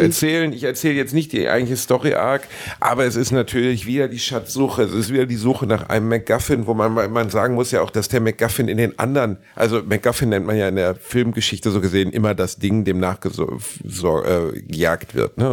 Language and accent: German; Germany; wir sind ja Deutsche